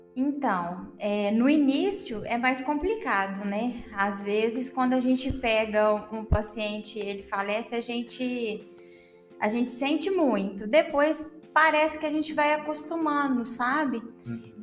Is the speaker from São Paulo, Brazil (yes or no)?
no; Ubá, Minas Gerais, Brazil; moved away as an adult; also born or lived in Juiz de Fora; now in Campo Belo, Brazil; eu sou natural de Ubar